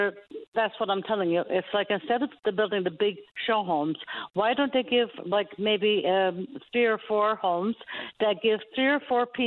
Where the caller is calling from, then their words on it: Stephenville, Newfoundland and Labrador, Canada; I'm calling from Stephenville.